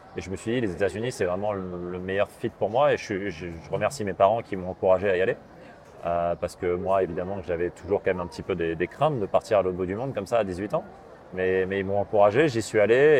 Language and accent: French; Paris suburbs, Île-de-France, France; moved away as an adult; also born or lived in Gassin / Texas; now in Rennes, France; je suis parisien, banlieusard. Val-de-Marne, Vincennes, puis Saint-Germain-en-Laye dans les Yvelines